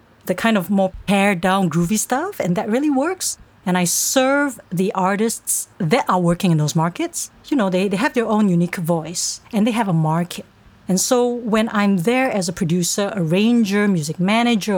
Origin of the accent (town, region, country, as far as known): Singapore; born or raised there; also born or lived in Berkeley, United States